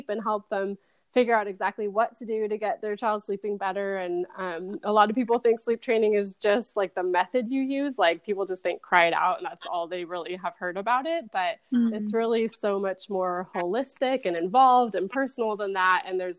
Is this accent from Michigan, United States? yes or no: no; California, United States; now in San Antonio, United States; So I'm originally from Southern California and have lived all over the country, but we are now in San Antonio, Texas.